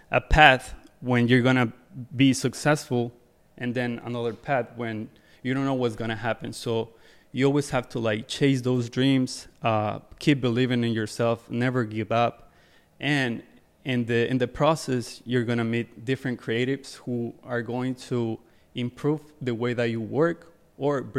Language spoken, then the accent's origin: English; New Jersey, United States; So I'm from Jersey. Uh, lived there my whole my whole life, and I used to I used to come here like most of the time.